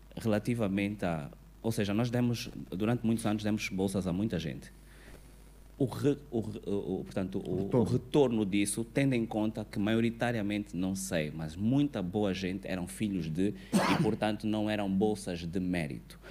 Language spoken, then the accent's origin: Portuguese; Angola; enquanto cidadãos, enquanto angolanos